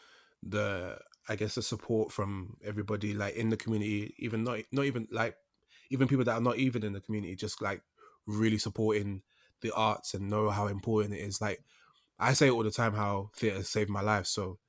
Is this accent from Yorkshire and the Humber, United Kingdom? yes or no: no; London, United Kingdom; so I grew up in East London